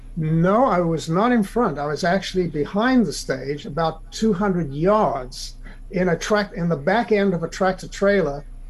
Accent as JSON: {"language": "English", "country": "South Africa", "moved": "yes", "lives_now": "United States"}